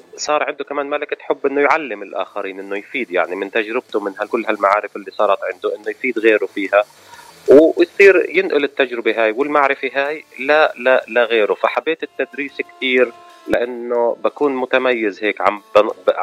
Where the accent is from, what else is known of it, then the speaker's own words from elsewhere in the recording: Ramallah, West Bank, Palestine; moved away as an adult; also born or lived in Jordan / San Francisco / New York; now in United States; أنا من من فلسطين آه المولد في مدينة رام الله